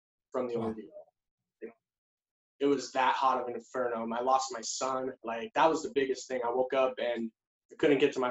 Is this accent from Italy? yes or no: no; Anchorage, Alaska, United States; moved away; also born or lived in Sandpoint, Idaho; I was born in Anchorage, Alaska